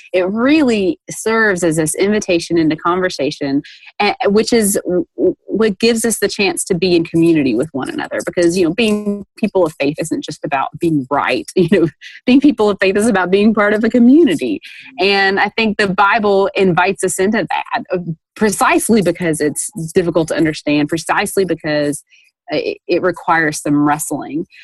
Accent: Dayton, Tennessee, United States; born or raised there

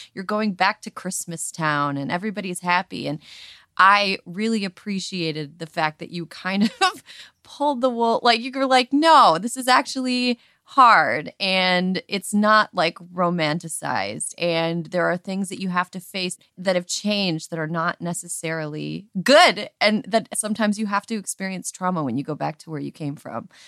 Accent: Wisconsin, United States; moved away as an adult; I grew up in Wisconsin

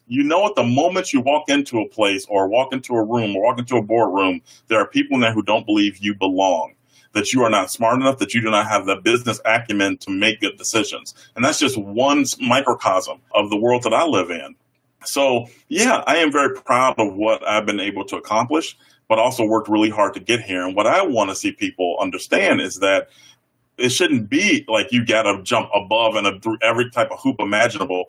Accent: Chicago, Illinois, United States; now in Iowa, United States; I grew up on the South Side of Chicago

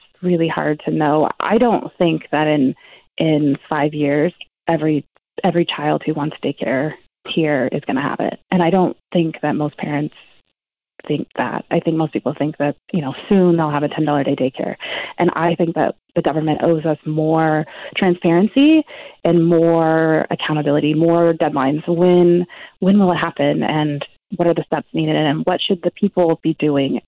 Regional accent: California, United States; moved away as an adult; also born or lived in Argentina; now in Vancouver, Canada; I'm from California, but I had two kids just a couple of years ago in Argentina, where we were living.

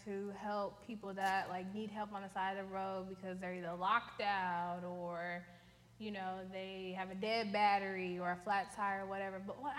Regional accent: Seattle, Washington, United States; moved away as an adult; I'm from Seattle, Washington.

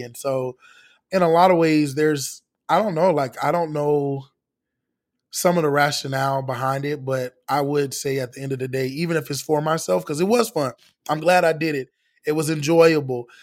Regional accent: Orlando, Florida, United States; growing up in the inner city, living in a bubble, like, I'm from Orlando

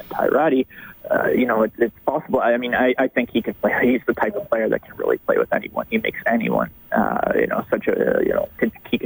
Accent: just outside of Toronto, Ontario, Canada; moved away as an adult; also born or lived in Ottawa / Fort McMurray / Saskatoon; I grew up in just outside of Toronto

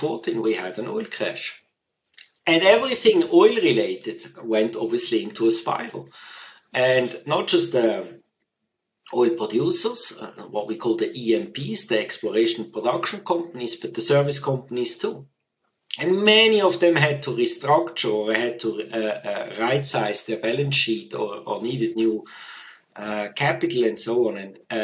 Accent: Switzerland; moved away as an adult; also born or lived in United Kingdom; So I grew up in Switzerland, also spent all my schooling in Switzerland

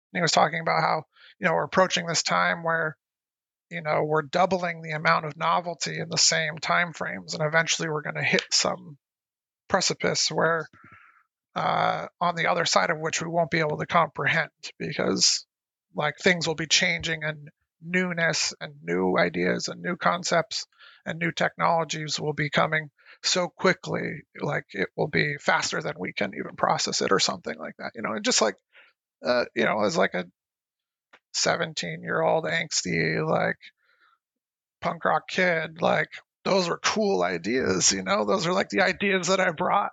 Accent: Lancaster, California, United States; also born or lived in Santa Cruz / Portland; I grew up in Lancaster, California

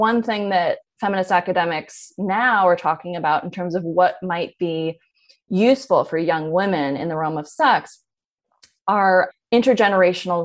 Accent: Berkeley, California, United States; I grew up in Berkeley.

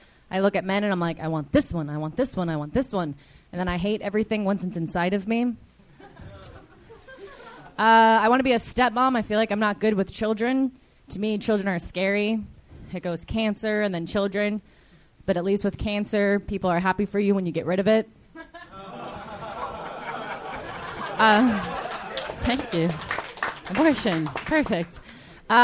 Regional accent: Buffalo, New York, United States; moved away as an adult; Buffalo, New York.

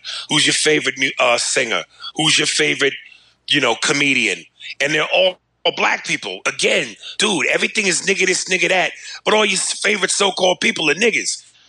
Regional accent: United States; moved away; also born or lived in New Jersey; this is what I did love about growing up in New York and New Jersey

